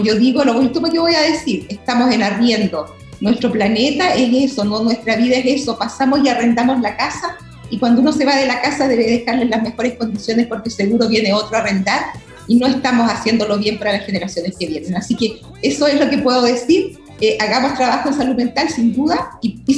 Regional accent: Chiguayante, Biobío, Chile; Yo soy de Chihuayante

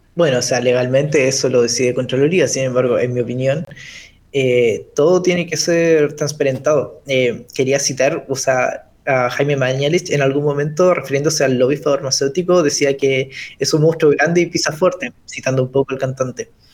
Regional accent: Chile; como chilenos

